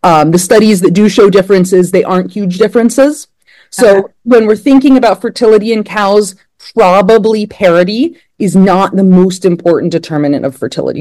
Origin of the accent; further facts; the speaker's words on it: Blacksburg, Virginia, United States; moved away as an adult; now in State College, United States; I grew up in Blacksburg, Virginia, and I was in 4 H as a kid